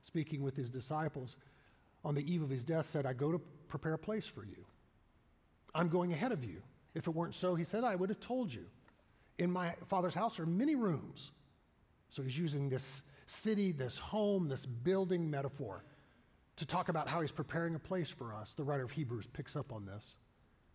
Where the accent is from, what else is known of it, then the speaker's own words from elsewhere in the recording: the Bible Belt, United States; growing up in the Bible Belt.